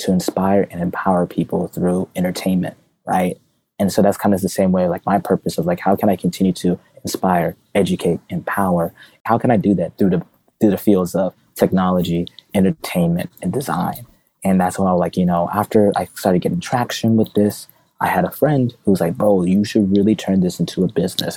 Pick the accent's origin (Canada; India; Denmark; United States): United States; my family's from Zimbabwe, I'm a first-gen American. I was born in the United States